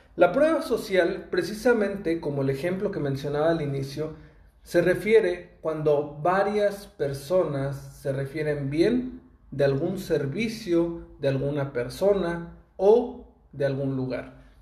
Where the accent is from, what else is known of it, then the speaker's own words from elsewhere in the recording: Mexico; yo soy de México y en México tenemos esa costumbre